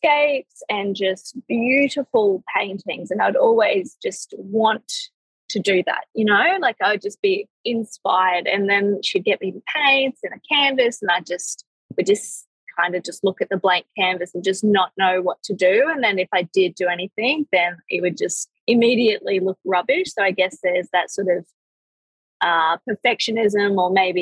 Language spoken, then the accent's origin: English; Australia; I'm from Australia